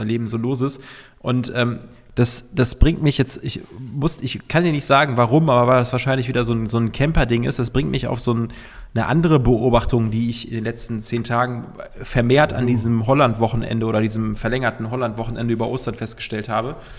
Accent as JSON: {"language": "German", "town": "Cologne", "region": "North Rhine-Westphalia", "country": "Germany", "said": "wir sind Kölner"}